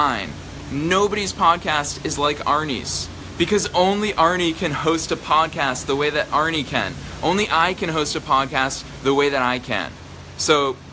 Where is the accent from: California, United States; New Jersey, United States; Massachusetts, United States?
Massachusetts, United States; just outside of Boston; I grew up just outside of Boston